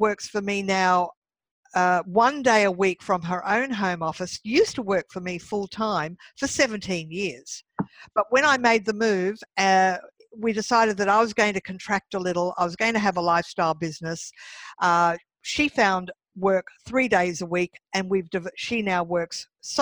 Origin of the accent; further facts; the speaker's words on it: Brisbane, Queensland, Australia; moved away as an adult; also born or lived in Sydney; Last year, I did a big move from Sydney to my home state of Brisbane, of Queensland, and the city of Brisbane.